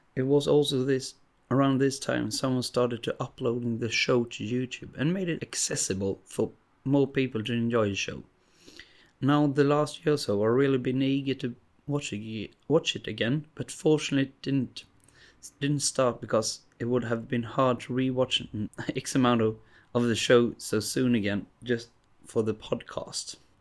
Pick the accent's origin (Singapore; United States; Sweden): Sweden; English is a second language; I'm from Sweden